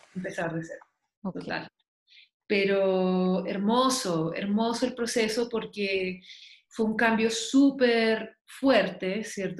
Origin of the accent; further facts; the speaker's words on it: Chile; also born or lived in Massachusetts, United States; now in Santa Elena, Colombia; yo soy chilena y vivo en Colombia hace aproximadamente casi cuatro años.